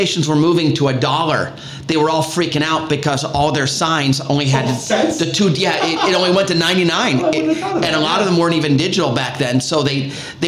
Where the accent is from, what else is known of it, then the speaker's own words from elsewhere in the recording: Chicago, Illinois, United States; When I grew up in Chicago, not far from Wrigley Field